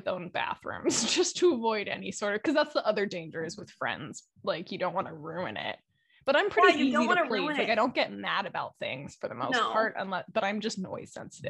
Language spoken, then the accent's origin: English; Alameda, California, United States; also born or lived in Oakland; I was born in Oakland, but I went to Alameda High School. So I'm going to go with Alameda.